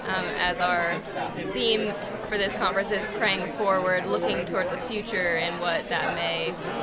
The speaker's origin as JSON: {"language": "English", "town": "West Lafayette", "region": "Indiana", "country": "United States", "said": "I am from West Lafayette, Indiana, and my church is the First United Methodist Church of West Lafayette."}